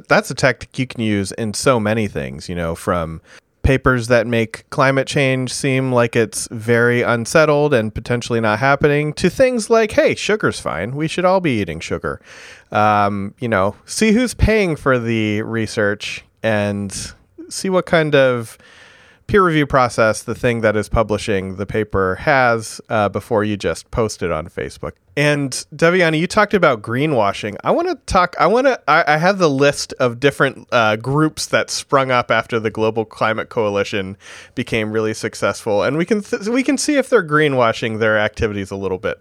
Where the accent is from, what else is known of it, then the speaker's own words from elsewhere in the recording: Vermont, United States; my home state